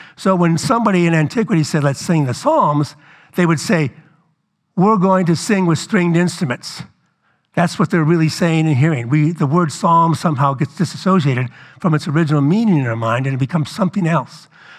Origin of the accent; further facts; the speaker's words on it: New Orleans, Louisiana, United States; I grew up in New Orleans.